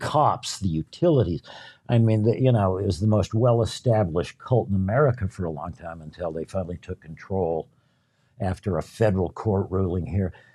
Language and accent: English; Salt Lake City, Utah, United States; moved away; I grew up in Utah, my wife and I were both raised in, in the Mormon Church